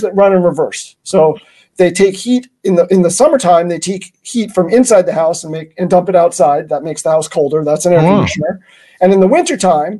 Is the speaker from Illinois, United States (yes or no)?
no; New York City, New York, United States; I was born and raised in New York City